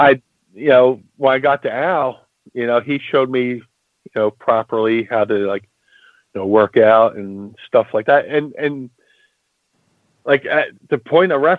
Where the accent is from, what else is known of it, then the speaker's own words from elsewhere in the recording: Atlantic City, New Jersey, United States; also born or lived in Philadelphia, Pennsylvania; growing up in Atlantic City, I would go to the doctors like once a week